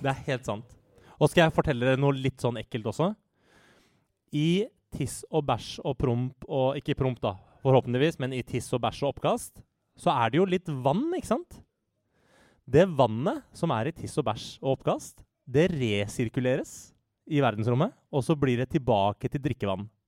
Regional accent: Norway; jeg er norsk statsborger og norsk

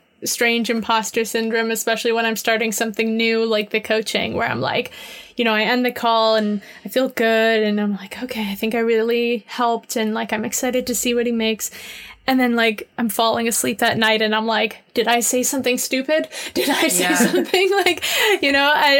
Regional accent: Miami, Florida, United States; moved away as an adult; also born or lived in New York / London; now in Seattle, United States; I grew up in Miami. I'm from there. And I moved to New York when I was 18.

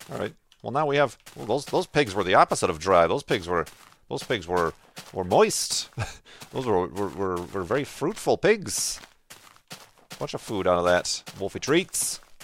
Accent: Chicago, Illinois, United States; now in Arizona, United States; I live away from my hometown. Originally from the Chicago area, but now out here in Arizona

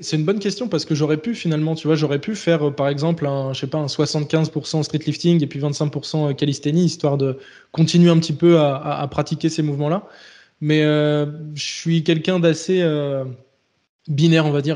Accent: Les Sables-d'Olonne, Pays de la Loire, France; also born or lived in Bordeaux; je suis originaire de Vendée donc euh, les Sables d'Olonne

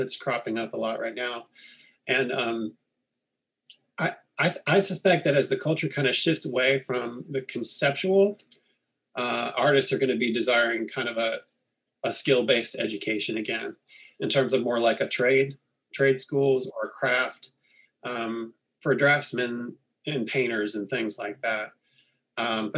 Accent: Northern California, United States; I grew up in Northern California

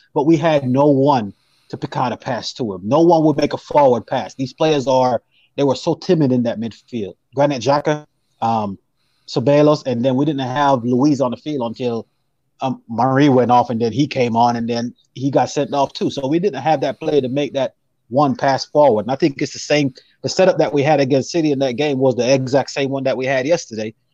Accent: Jamaica; now in United States; I'm actually from Jamaica, but I, I live in the states

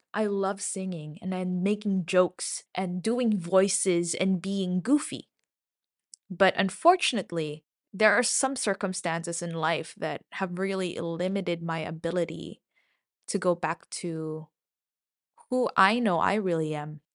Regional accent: Philippines; moved away; I'm from the Philippines, um, the land of eternal summer

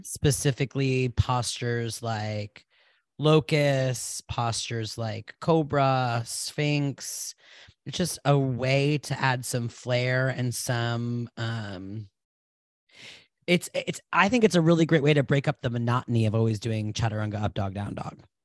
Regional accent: Providence, Rhode Island, United States; I was born in Providence, Rhode Island in 1989

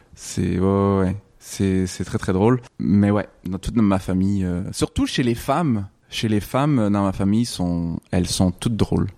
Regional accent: Quebec, Canada; j'étais au Québec, j'ai grandi au Québec, je suis né au Québec

